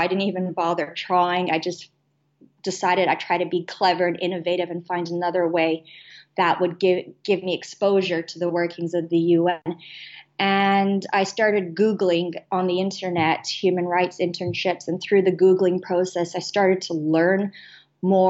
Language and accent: English; Canada; now in Cambodia; I am Canadian born and bred, but I also have British citizenship.